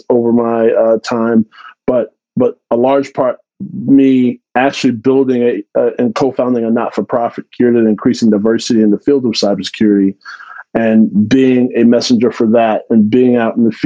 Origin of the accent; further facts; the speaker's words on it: Texas, United States; now in Central Florida, United States; I grew up in Texas. I grew up in an underserved community in Texas.